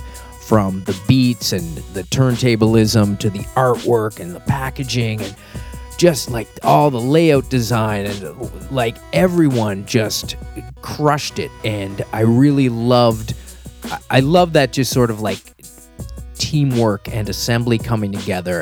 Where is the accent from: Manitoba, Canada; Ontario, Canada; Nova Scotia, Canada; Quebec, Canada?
Nova Scotia, Canada; Halifax; where I grew up in Halifax and Nova Scotia